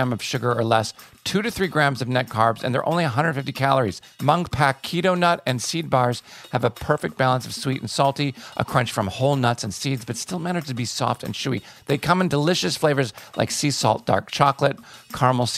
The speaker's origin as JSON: {"language": "English", "town": "Glen Ellyn", "region": "Illinois", "country": "United States", "tie": "born or raised there", "said": "we grew up in Chicago."}